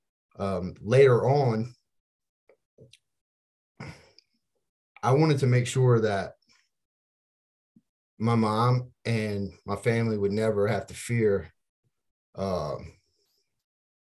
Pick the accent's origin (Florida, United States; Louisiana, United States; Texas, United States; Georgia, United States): Louisiana, United States; Opelousas; I'm originally from Opelousas, Louisiana